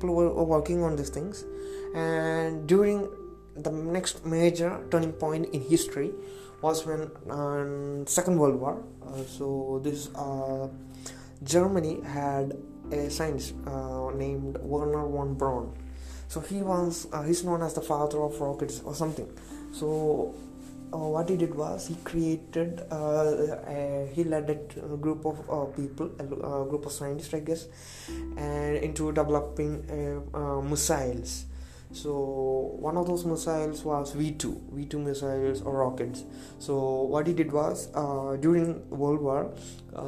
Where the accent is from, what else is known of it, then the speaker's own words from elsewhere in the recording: India; accent: Indian English; English is a second language; It's Indian English accent, and I would say it's below average Indian English, because I told you English is not my native language.